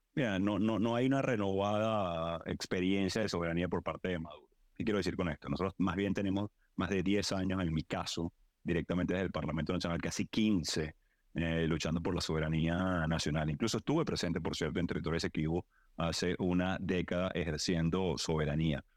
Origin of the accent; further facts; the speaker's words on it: Venezuela; nosotros pedimos como venezolanos